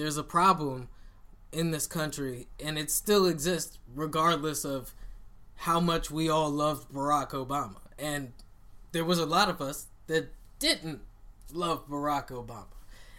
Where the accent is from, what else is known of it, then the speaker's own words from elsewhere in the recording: United States; I'm American.